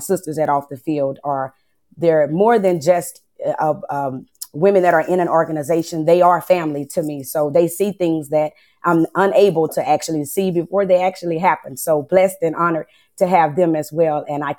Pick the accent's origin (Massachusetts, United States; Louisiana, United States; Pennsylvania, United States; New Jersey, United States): Louisiana, United States; Lake Charles; I'm from Lake Charles, Louisiana